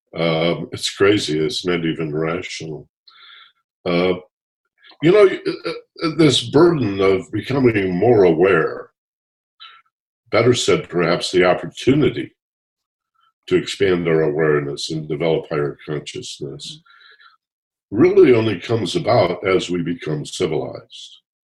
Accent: Michigan, United States; I grew up in Michigan

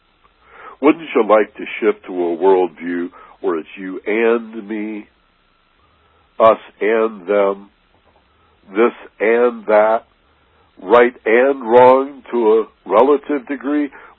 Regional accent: Michigan, United States; I grew up in Michigan

